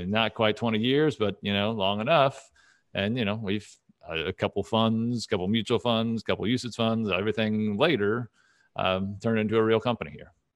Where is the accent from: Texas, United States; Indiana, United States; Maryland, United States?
Texas, United States; Dallas; moved away as an adult; also born or lived in Saint Louis; I'm originally from Dallas